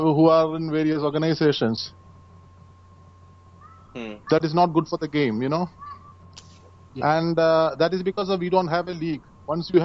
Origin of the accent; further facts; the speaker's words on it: Kerala, India; I'm from Kerala, the state of, you know, where we have all multi sports personalities are there